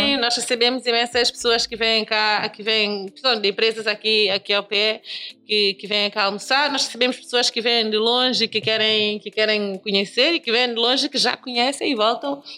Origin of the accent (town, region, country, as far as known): São Tomé & Príncipe; now in Lisbon, Portugal